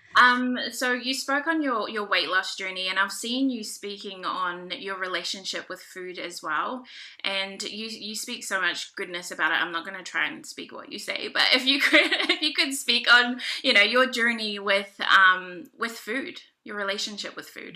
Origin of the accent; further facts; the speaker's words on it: New Zealand; also born or lived in Niue; I'm um, Pacific Islander, so I'm from Niue. Do you know where Niue is? The island of oh, Niue. I'm also from New Zealand, so I'm Maori.